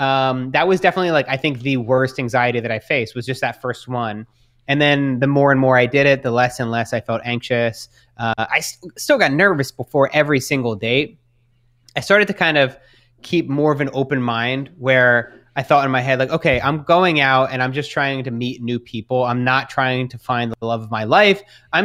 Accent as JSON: {"language": "English", "country": "Australia", "lives_now": "New York, United States", "said": "being in New York, being Australian, there's not a whole lot of them there."}